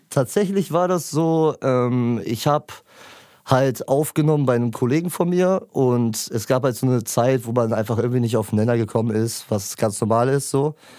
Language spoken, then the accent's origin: German; Lübeck, Schleswig-Holstein, Germany; ich komme aus dem wunderschönen Lübeck